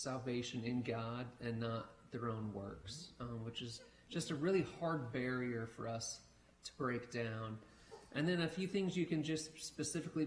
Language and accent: English; Jackson, Missouri, United States; It's also my hometown